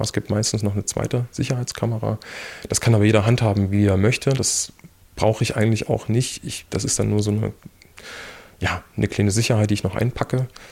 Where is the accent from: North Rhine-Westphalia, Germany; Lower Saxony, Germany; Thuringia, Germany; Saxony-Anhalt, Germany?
Thuringia, Germany; Erfurt; also born or lived in Weimar / Australia; ich bin ja Erfurter.